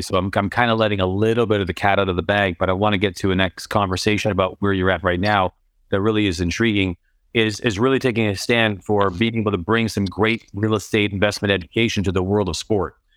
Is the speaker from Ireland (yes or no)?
no; Canada; I'm Canadian